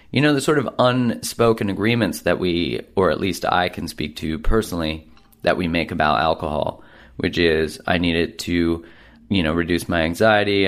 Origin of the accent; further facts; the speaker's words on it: Canada; being a Canadian